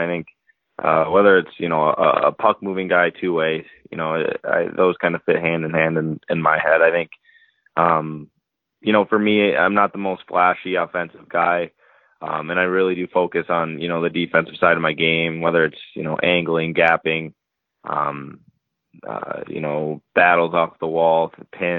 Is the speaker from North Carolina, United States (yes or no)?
no; Minnesota, United States; I grew up here in Minnesota